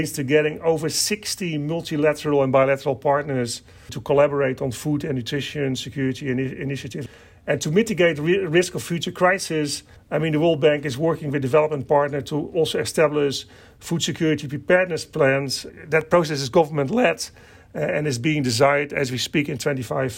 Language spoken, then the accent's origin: English; Netherlands; I kind of myself, you know, grew up on a farm in the Netherlands